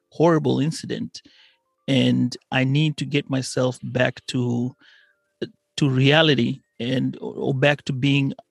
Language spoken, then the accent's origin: English; Kenya; as I was growing up in Kenya